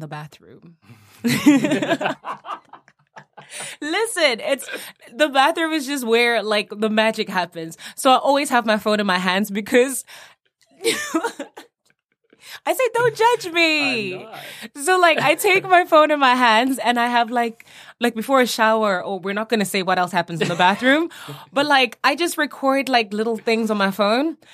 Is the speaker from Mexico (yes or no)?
no; South Africa; growing up in South Africa kind of just gave me a mix of everything.